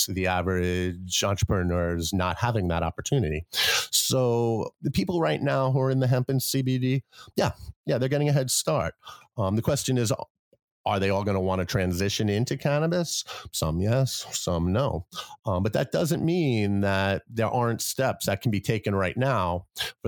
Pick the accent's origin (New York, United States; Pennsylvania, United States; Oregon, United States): New York, United States; New York City; now in Vermont, United States; I grew up in New York City